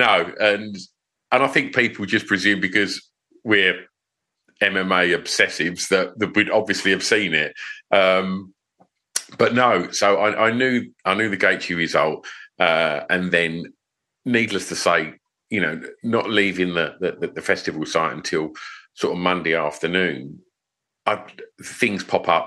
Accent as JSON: {"language": "English", "area": "Essex", "region": "East of England", "country": "United Kingdom", "said": "I'm from Essex"}